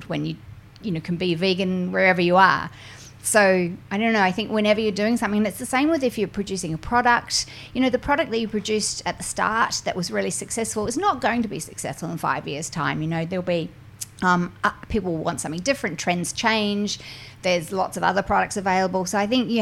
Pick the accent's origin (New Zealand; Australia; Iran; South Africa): New Zealand; I'm from New Zealand